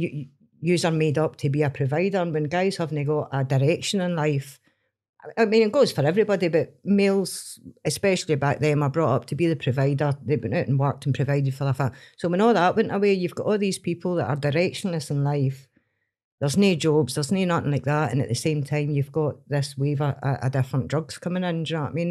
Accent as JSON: {"language": "English", "town": "Stranraer", "region": "Scotland", "country": "United Kingdom", "tie": "born or raised there", "said": "I grew up in Stream Ross, so it was farm jobs, factory jobs, and jobs on the boat"}